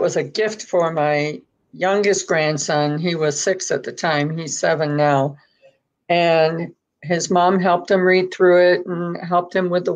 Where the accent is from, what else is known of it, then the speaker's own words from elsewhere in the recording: Buffalo, New York, United States; moved away; also born or lived in Monterey, California / Fort Bragg, North Carolina; I'm originally from Buffalo, New York